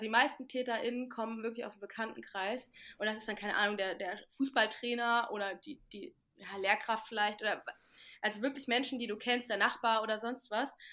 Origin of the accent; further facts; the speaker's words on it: Mainz, Rhineland-Palatinate, Germany; moved away as an adult; now in Kiel, Germany; Ich komme ja aus der Ecke aus Mainz